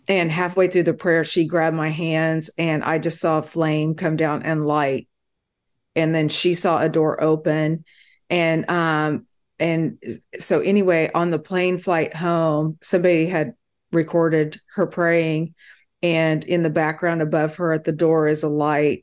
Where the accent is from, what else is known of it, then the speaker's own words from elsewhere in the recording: Kiowa, Kansas, United States; now in Austin, United States; I was born in Kiowa, Kansas, me and my twin sister